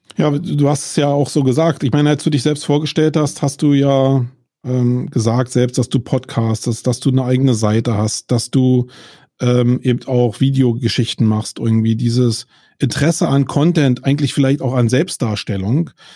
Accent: Germany; wir in Deutschland

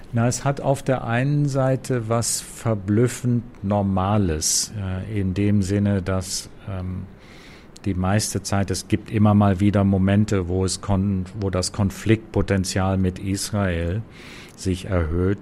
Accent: Germany; moved away as an adult; also born or lived in Lebanon / New York; now in Gaza Strip; bin Deutscher

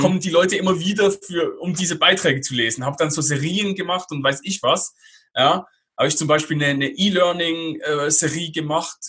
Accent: Basel, Basel-Stadt, Switzerland; moved away as an adult; meine Heimatstadt, über Basel

